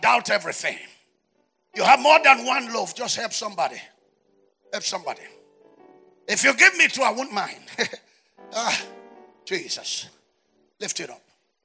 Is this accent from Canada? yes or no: no; Nigeria; We are British colony